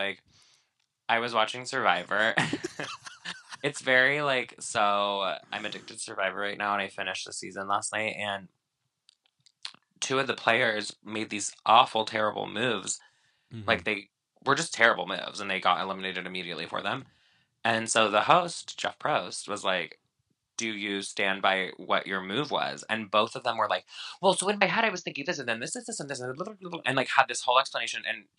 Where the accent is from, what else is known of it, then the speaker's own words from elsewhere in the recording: China; Not from Mallorca. I'm from China.